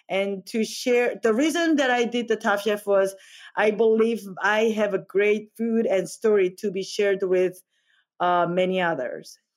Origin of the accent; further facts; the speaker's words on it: South Korea; English is a second language; moved away as an adult; now in United States; I came from Korea and I, to go to the culinary school in 2009.